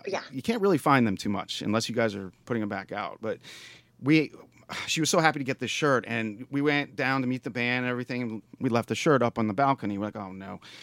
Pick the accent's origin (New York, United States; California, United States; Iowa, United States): New York, United States; now in Pittsburgh, United States; I'm from New York myself